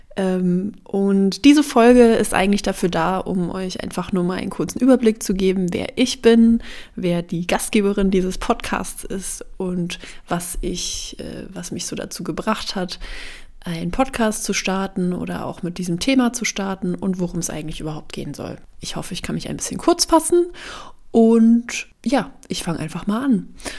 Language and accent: German; Bavaria, Germany; moved away as an adult; now in Berlin, Germany; Ich habe meine Ausbildung in Bayern gemacht, wo ich aufgewachsen bin